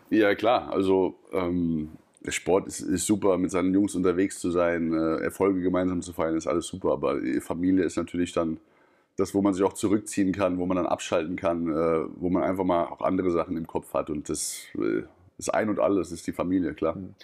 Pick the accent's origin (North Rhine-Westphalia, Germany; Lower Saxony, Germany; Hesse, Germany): Hesse, Germany; Wiesbaden; moved away as an adult; also born or lived in Wallau / Hamburg / Denmark / Balingen; In Mainz-Kastell, in meiner Heimat